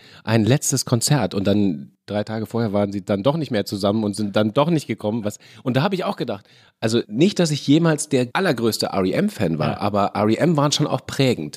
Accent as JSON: {"language": "German", "town": "Lorsch", "region": "Hesse", "country": "Germany", "tie": "born or raised there", "also_born_or_lived": "Fürth / Kassel / Mainz", "moved": "yes", "said": "ich bin in Fürth geboren, war da aber nur drei Monate meines Lebens, bin dann äh, aus familiären Gründen nach Kassel umgezogen worden, um dann mit acht nach Lorsch ja. umgezogen zu werden."}